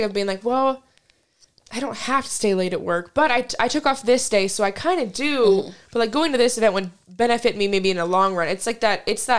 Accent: Kansas, United States; I'm from Kansas

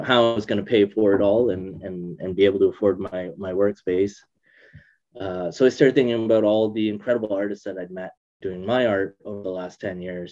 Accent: Brampton, Ontario, Canada; also born or lived in Etobicoke, Ontario; now in Perth; I was born in Etobicoke. I was there until about grade four. We moved from Etobicoke to Brampton when I was in grade four

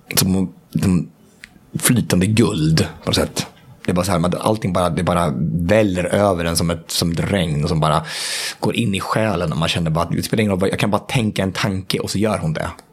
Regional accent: Hallsberg, Örebro County, Sweden; moved away; hemma i Hallsberg, där jag kommer ifrån

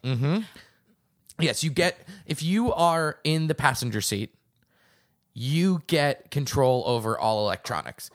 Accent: outside of Boston, Massachusetts, United States; I grew up outside of Boston

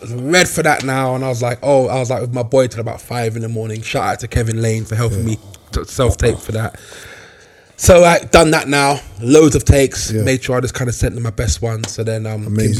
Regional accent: United Kingdom; also born or lived in London; as a British Nigerian

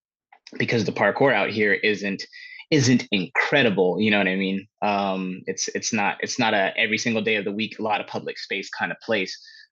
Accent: Pittsburg, California, United States; also born or lived in Antioch, California; I'm from the San Francisco Bay Area in California. I came to Miami with my partner, Mel.

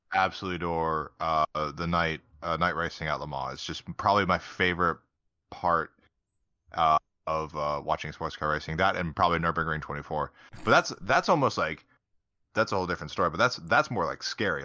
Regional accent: United States; being American

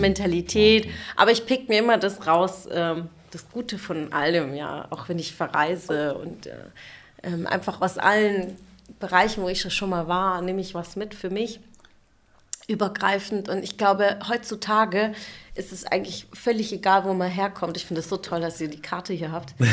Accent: Sindelfingen, Baden-Württemberg, Germany; also born or lived in Munich / Stuttgart / Karlsruhe; ich bin aber im Schwabenland geboren

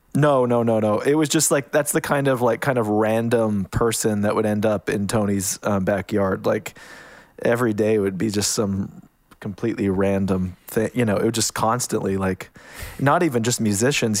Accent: Canada; moved away as an adult; now in United States; I, I'm Canadian. I kind of, um, snuck down to the States

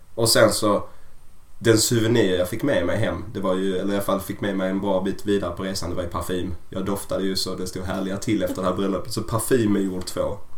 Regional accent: Sweden; hemma i Sverige

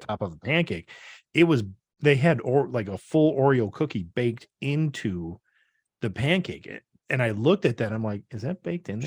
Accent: Brodhead, Wisconsin, United States; growing up, um, in, right next to my hometown of Broadhead, there's a town called Orfordville

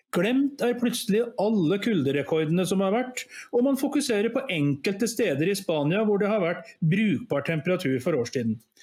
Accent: Skaga, Nærøy, Trøndelag, Norway; moved away; also born or lived in Askim / Oslo / Gjøvik; jeg bodde, gikk på barne- og ungdomsskole da en, i en liten grend som heter Skaga, som i, lå i det som da var Nærøy kommune.

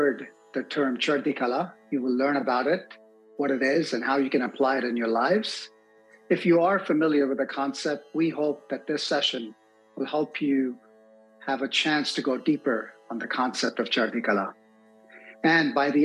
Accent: India; growing up in India

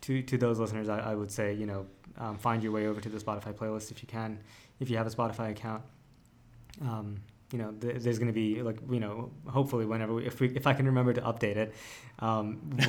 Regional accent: India; I'm Indian

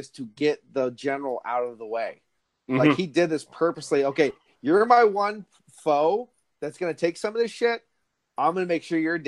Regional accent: Berwick, United States; I'm from Berwick

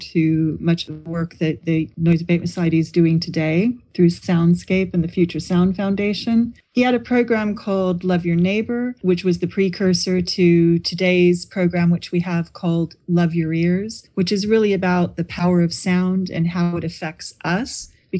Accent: California, United States; now in Brighton, United Kingdom; No, I'm originally from California. I grew up near San Francisco. So I am used to grey weather by the seaside.

